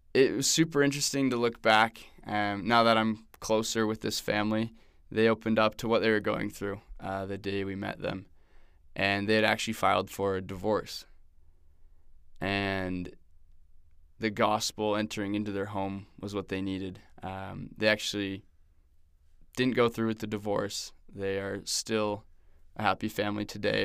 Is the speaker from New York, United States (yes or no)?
no; Newport Beach, California, United States; moved away as an adult; also born or lived in Arizona / Manaus, Brazil; now in Provo, United States; I grew up in Newport Beach